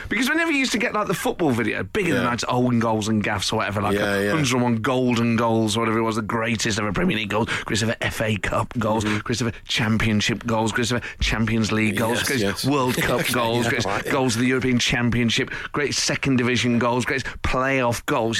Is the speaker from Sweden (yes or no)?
no; Cardiff, Wales, United Kingdom; I'm from Cardiff. I live on the outskirts.